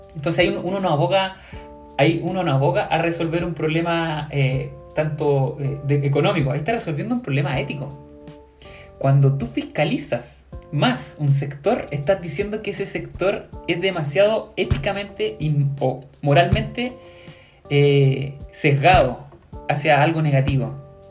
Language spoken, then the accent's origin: Spanish; Chile